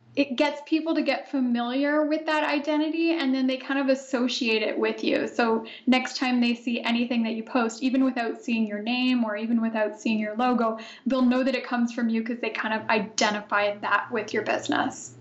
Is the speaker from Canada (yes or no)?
yes; Canada; also born or lived in Italy; I myself am Canadian, so I'm recording this from Ottawa, Ontario. I just moved back to Canada from Italy, so I was there for four years